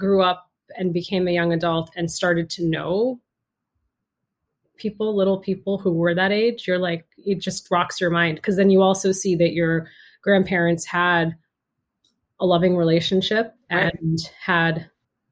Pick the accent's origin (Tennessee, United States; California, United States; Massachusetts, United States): Massachusetts, United States; outside of Boston; also born or lived in Garden City, Michigan; I grew up outside of Boston